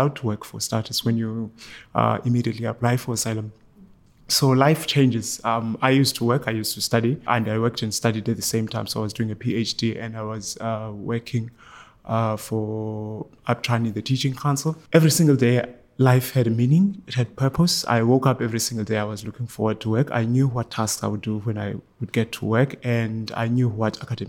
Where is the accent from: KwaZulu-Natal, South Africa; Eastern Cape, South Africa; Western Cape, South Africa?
Eastern Cape, South Africa; moved away as an adult; now in Ireland; I was born in the Eastern Cape in South Africa